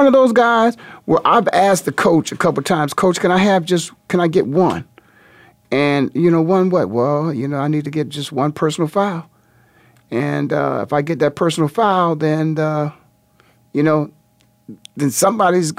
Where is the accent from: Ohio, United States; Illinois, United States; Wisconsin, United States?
Ohio, United States; Canton; my hometown, which is the Hall of Fame City, Canton, Ohio